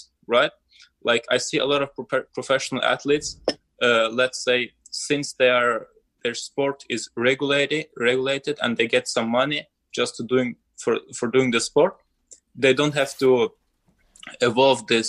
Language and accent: English; Azerbaijan; I'm from Azerbaijan